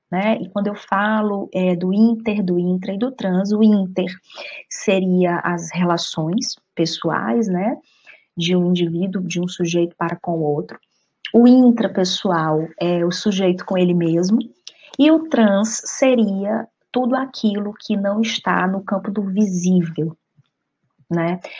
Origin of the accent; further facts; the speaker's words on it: Fortaleza, Ceará, Brazil; moved away as an adult; also born or lived in Argentina; now in Spain; Voltei para a cidade de Fortaleza, de onde eu sou